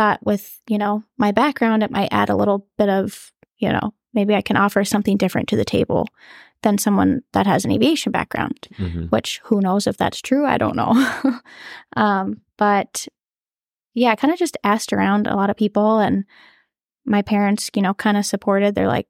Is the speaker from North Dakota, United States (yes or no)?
yes; North Dakota, United States; I'm from North Dakota.